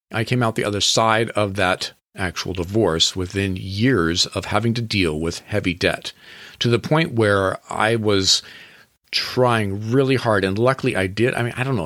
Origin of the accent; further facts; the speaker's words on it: Washington, United States; I grew up in Washington State